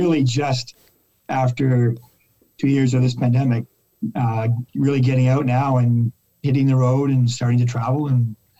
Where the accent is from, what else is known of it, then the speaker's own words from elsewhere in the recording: Canada; also born or lived in Bermuda / Halifax, Canada; now in Toronto, Canada; I grew up on the East Coast, St. Vex, Queens, Toronto. I did the banking scene, moved to Bermuda for 5 years with my wife from Toronto. Ended up in Halifax in the venture capital business.